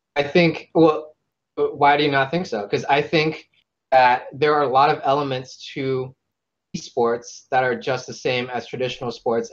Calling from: Northern Virginia, United States; I am also calling from Northern Virginia.

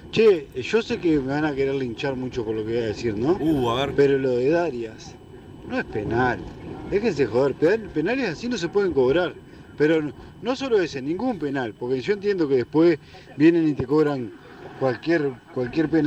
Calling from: Ciudad de la Costa, Canelones, Uruguay

